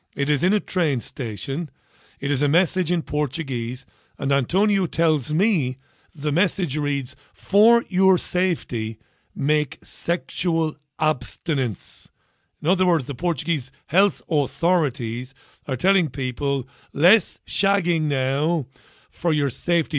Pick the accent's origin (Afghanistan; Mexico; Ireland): Ireland; Waterford, County Waterford; I went to my church in Saint Saviour's in Ballybeg